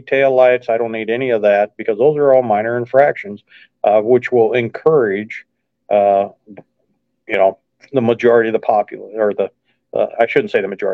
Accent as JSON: {"language": "English", "area": "just outside of St. Louis", "region": "Missouri", "country": "United States", "tie": "born or raised there", "lives_now": "mid-Missouri, United States", "said": "I grew up just outside of St. Louis, so I'm very familiar with the metro area and the county very well"}